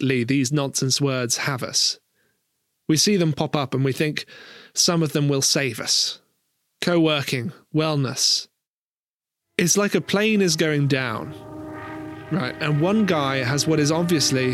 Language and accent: English; rural England, United Kingdom; moved away; In my hometown in rural England, where my parents still live